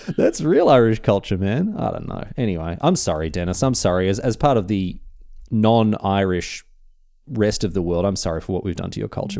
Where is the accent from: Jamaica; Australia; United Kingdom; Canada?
Australia